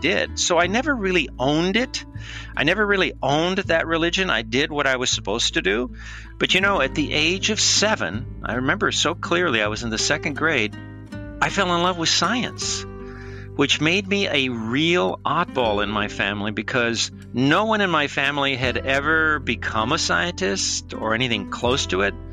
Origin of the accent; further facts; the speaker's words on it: Los Angeles, California, United States; I was born in East Los Angeles